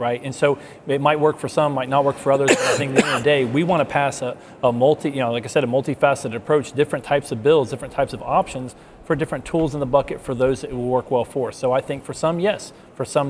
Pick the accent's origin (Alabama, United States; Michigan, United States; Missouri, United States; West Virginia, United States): West Virginia, United States; Huntington; I'm from the Huntington area as well